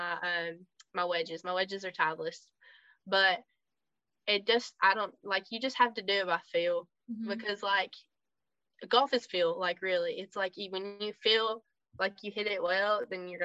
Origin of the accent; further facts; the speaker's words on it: United States; I was like American